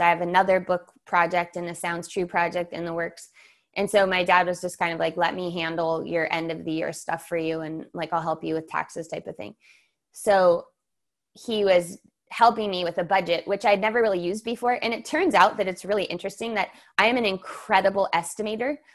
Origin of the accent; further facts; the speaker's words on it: San Diego, California, United States; I grew up in San Diego